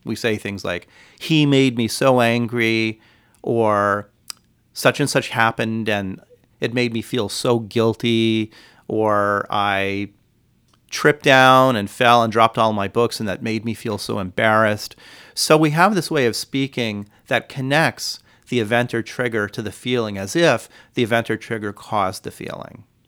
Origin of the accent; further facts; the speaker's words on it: California, United States; now in Hawaii, United States; I grew up in California